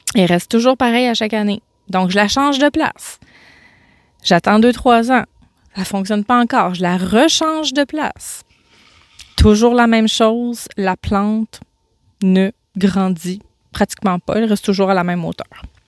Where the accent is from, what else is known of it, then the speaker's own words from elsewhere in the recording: Gaspésie, Quebec, Canada; moved away; je pars en vacances en Gaspésie, dans ma région natale